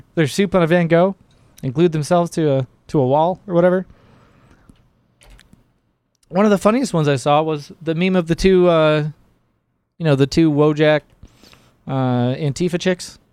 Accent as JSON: {"language": "English", "region": "Michigan", "country": "United States", "said": "Michigan. I'm from Michigan"}